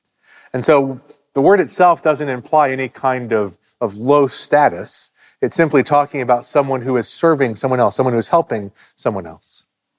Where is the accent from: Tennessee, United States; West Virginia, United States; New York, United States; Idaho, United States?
West Virginia, United States; moved away; I grew up in West Virginia.